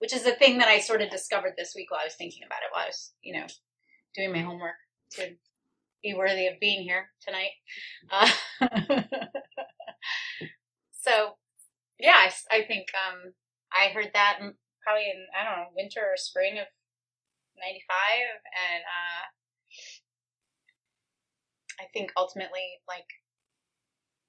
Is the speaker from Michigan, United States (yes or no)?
yes; Detroit, Michigan, United States; also born or lived in Kalamazoo; I grew up in the Detroit area